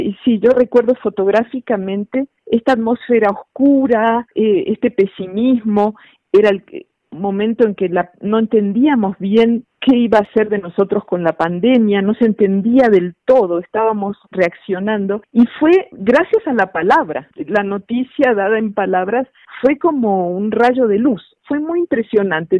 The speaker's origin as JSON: {"language": "Spanish", "country": "Argentina", "tie": "born or raised there", "moved": "yes", "lives_now": "Mexico", "said": "dado que yo nací en Argentina, aunque ya llevo muchos años viviendo en México"}